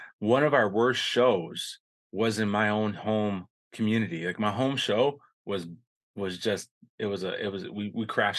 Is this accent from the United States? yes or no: yes; Lower Sioux Indian Community, Southwest Minnesota, United States; I'm from Minnesota.